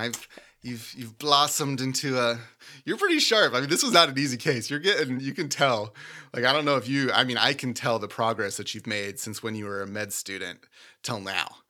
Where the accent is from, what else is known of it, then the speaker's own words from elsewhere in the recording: Minnesota, United States; I grew up in Minnesota